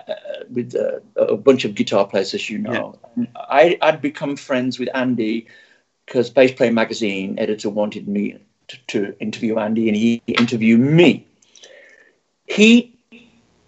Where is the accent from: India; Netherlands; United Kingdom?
United Kingdom; England; moved away; I grew up again in England, listening to a lot of blues and soul music